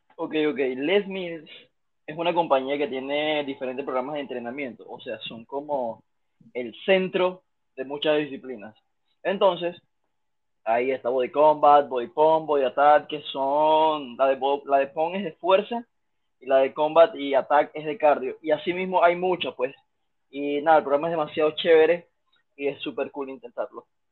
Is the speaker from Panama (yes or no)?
yes; Panama; first language Spanish; also born or lived in China; panameño, panameño soy yo